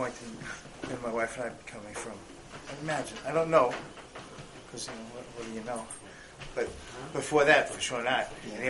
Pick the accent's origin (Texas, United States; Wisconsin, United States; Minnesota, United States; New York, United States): New York, United States; New York City; I was born in Crown Heights, but totally secular.